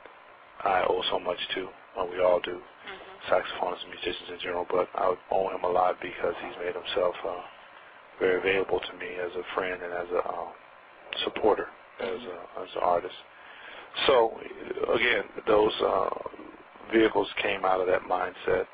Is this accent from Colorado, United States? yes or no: yes; Denver, Colorado, United States; also born or lived in Missouri; I was born in Missouri, but I grew up in Denver, Colorado